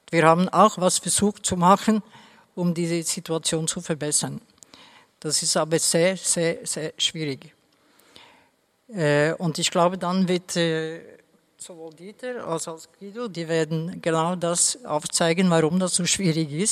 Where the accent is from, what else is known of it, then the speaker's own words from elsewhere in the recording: Norway; German is a second language; Also zum Beispiel, ich komme ja aus Norwegen, da gibt es eh, zum Beispiel Heidelbeeren zu pflücken